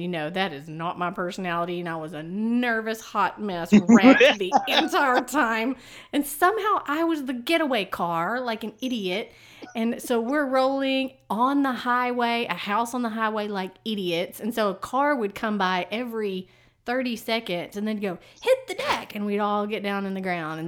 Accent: East Texas, United States

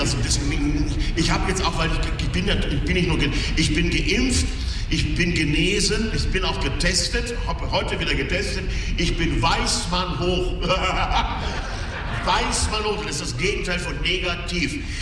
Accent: Franconia, Bavaria, Germany; Ich komme aus dem Fränkischen, das ist in Bayern.

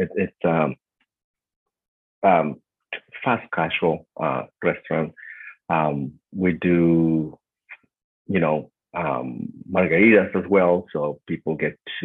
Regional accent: Mexico; English is a second language; moved away as an adult; now in Boston, United States; I am from Mexico, and so I finished college

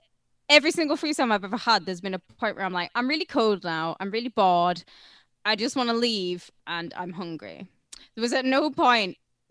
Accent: United Kingdom; I'm fucking British

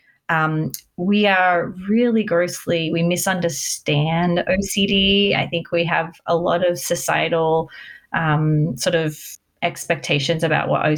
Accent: Australia; moved away as an adult; now in United States; I'm actually Australian, but I moved to America when I was 20

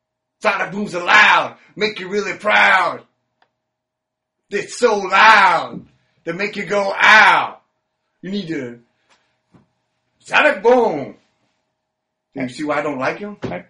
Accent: Chicago, Illinois, United States; That's how we like it in Chi-Town. I'm from the Windy City.

